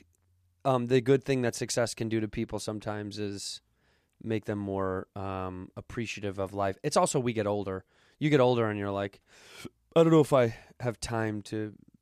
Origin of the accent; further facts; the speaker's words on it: Chicago, Illinois, United States; when I was young, if somebody told me they were a White Sox fan because I was from the North Side of Chicago, I'd be like, fucking loser.